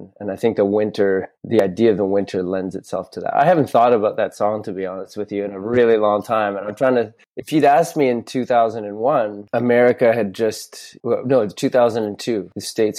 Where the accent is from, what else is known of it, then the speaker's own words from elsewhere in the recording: Canada; also born or lived in Montreal; as a Canadian